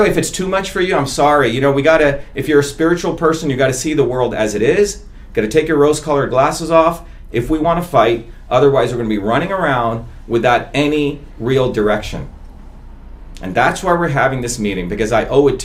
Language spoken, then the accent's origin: English; India; moved away; I'm the untouchable from India. You know, my people always had to do all the dirty work in India